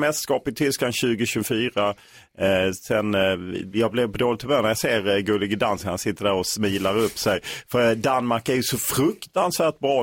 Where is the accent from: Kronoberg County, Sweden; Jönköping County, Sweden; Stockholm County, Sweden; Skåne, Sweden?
Skåne, Sweden; Lund; Lund där jag är uppvuxen.